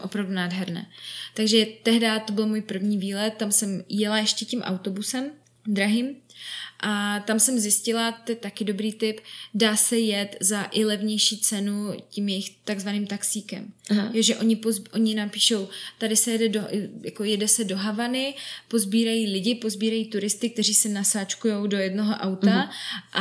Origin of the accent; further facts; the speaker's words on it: Czechia; jsem z České republiky